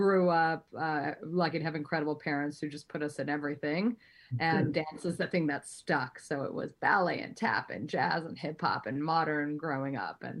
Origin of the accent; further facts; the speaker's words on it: New York City, New York, United States; I was born at Long Island Jewish Hospital in New York.